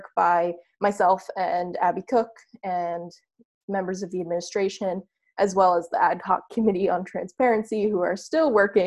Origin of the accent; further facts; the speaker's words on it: New Hampshire, United States; my hometown in New Hampshire